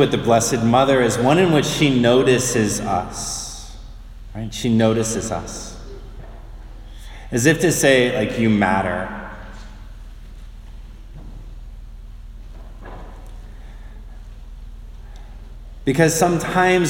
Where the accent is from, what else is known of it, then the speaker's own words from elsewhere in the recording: outside of Detroit, Michigan, United States; when I was a kid, I grew up outside of Detroit in Michigan